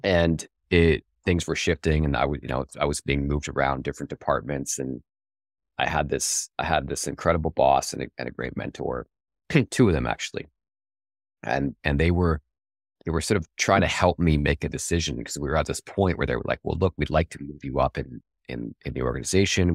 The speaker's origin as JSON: {"language": "English", "country": "Canada", "said": "I'm, I'm Canadian"}